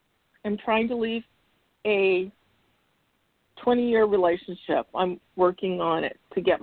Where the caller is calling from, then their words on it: Arizona, United States; calling you from Arizona.